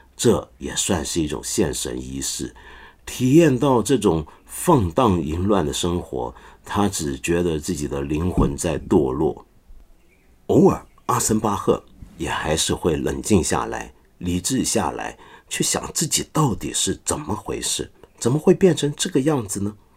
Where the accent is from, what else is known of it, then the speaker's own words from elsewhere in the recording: China; 我们中国人常说